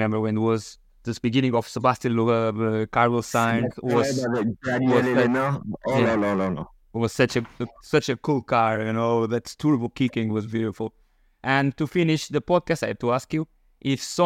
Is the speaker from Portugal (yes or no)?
yes; Portugal; I'm from Portugal.